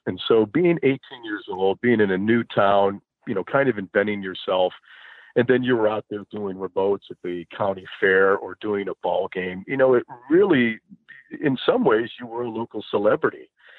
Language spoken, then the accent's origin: English; Chicago, Illinois, United States; I grew up in the Chicago area